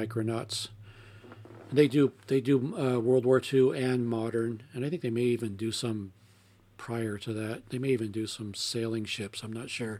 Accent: United States; I'm American

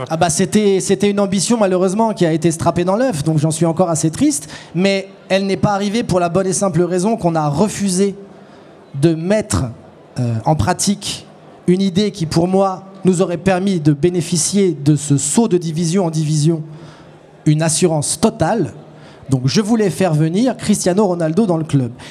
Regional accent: France; Je suis français et je n'aime pas la Suisse.

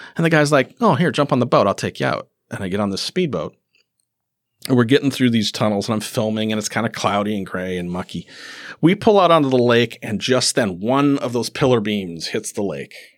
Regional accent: Cameron, Wisconsin, United States; also born or lived in Rice Lake, Wisconsin; I grew up in Cameron.

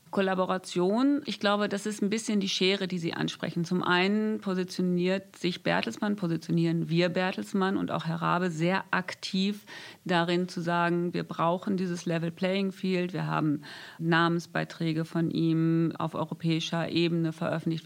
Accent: North Rhine-Westphalia, Germany; Ich komme aus Ostwestfalen. Ich bin ein Kind vom Land. Das heißt, ich bin auch mit Natur aufgewachsen

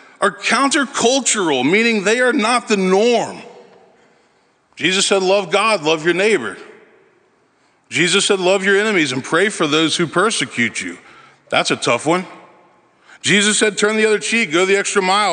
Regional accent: Memphis, Tennessee, United States; moved away as an adult; now in Nashville, United States; I grew up in Memphis, son of a minister, oldest of four children.

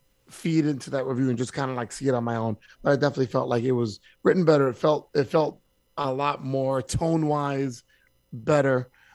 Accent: England, United Kingdom; Like I know where I grew up from in England.

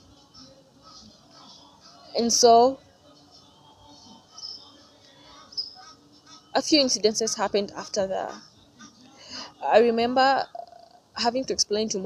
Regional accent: Kenya; I'm from Kenya

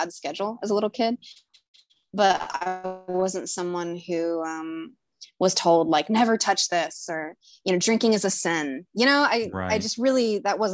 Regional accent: Fort Smith, Arkansas, United States; moved away as an adult; now in Chicago, United States; I'm currently visiting my parents in Arkansas. I'm in my hometown right now

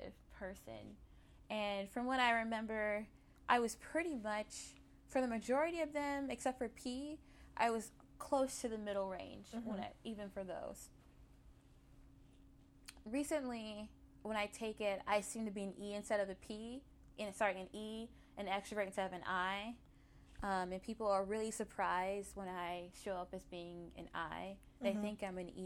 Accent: Mississippi, United States; moved away as an adult; I'm Mississippi

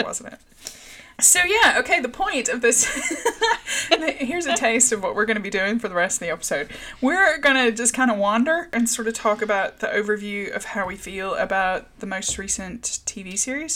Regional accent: the South, United States; moved away; also born or lived in Northern Ireland; me growing up in the South

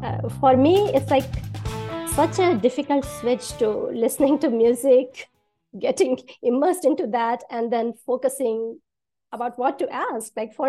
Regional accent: India; moved away as an adult; now in United States; I was born and raised in India.

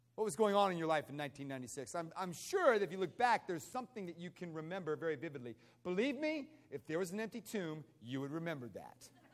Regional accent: United States; moved away; I grew up outside of Washington, D.C.

